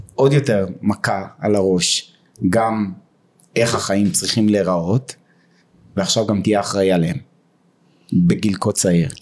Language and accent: Hebrew; Beersheba, Southern District, Israel; אני מבאר שבע כל חיי בבאר שבע